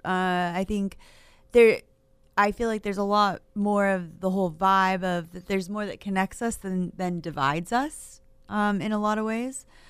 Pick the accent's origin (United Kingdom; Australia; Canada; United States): United States; Maine; moved away as an adult; also born or lived in Kern County, California; now in Fresno, United States; Originally from Maine